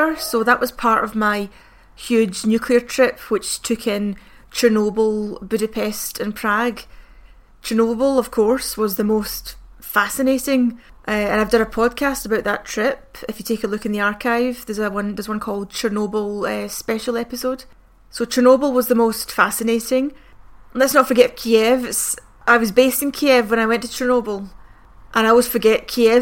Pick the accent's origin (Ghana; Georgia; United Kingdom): United Kingdom; I'm from Britain